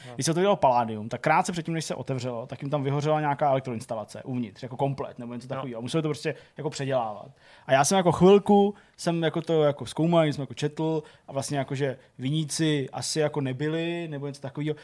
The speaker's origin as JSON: {"language": "Czech", "town": "Plzeň", "region": "Plzeň Region", "country": "Czechia", "said": "u nás v Plzni"}